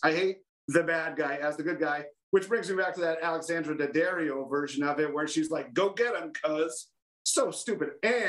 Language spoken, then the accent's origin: English; Old Saybrook, Connecticut, United States; growing up in Old Saybrook